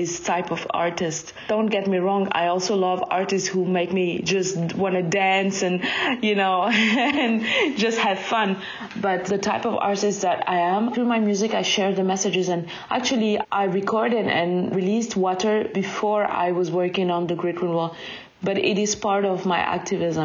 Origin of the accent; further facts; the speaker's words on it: Mali; moved away; also born or lived in Ghana; I was born and raised in Mali, and I lived 8 years in Ghana